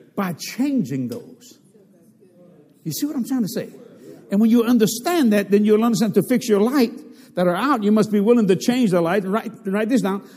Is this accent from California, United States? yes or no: no; Cajun, Louisiana, United States; accent: Cajun; I'm a Cajun